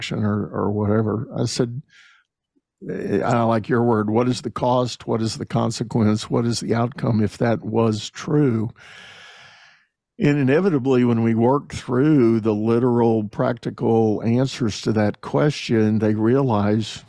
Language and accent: English; Texas, United States; myself being a Texan